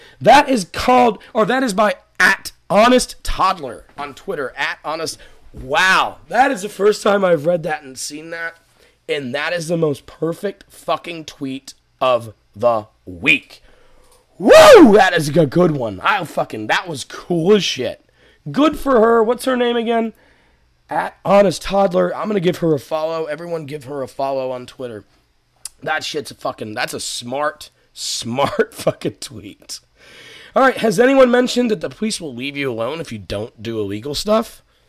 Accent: Massachusetts, United States; now in Atlanta, United States; I'm from Massachusetts.

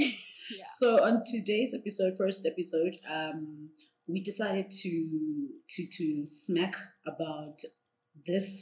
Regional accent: South Africa; we are as South African

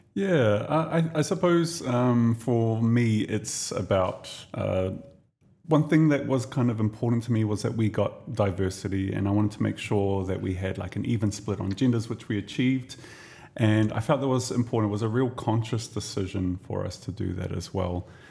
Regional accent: New Zealand; now in Dubai, United Arab Emirates; I'm Kiwi

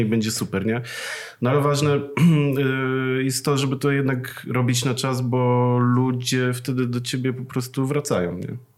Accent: Przasnysz, Masovian Voivodeship, Poland; ja pochodzę z miasteczka takiego, e, małego, e, nazywa się Przasnysz

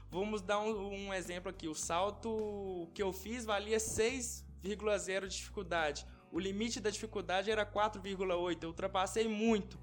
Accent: Ouro Preto, Minas Gerais, Brazil; sou nascido aqui em Ouro Preto

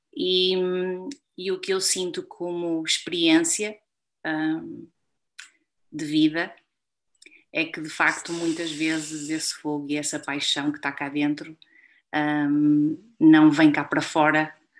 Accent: Portugal; como portuguesa

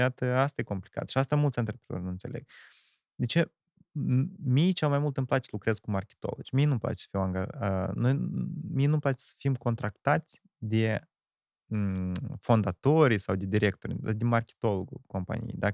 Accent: Ialoveni, Ialoveni District, Moldova; Da, eu sunt din Ialoveni, născut în Ialoveni, făcut școala Neoloveni, plecat Neoloveni și acum din nou m-am întors Neoloveni.

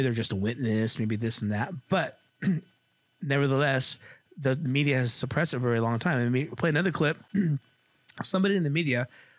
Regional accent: United States; as an American, I believe in freedom of speech

